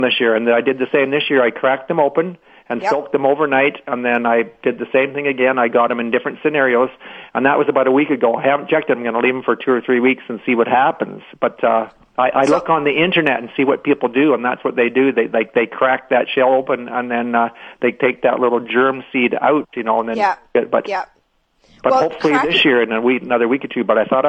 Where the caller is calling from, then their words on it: Brandon, Manitoba, Canada; I'm calling from Brandon.